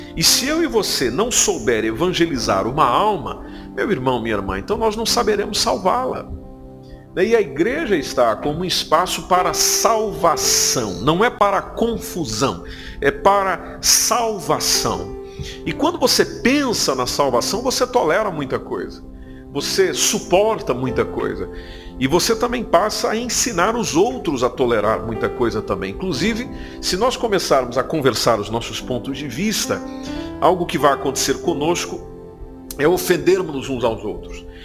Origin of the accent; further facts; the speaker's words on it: Brazil; now in Portugal; somos brasileiros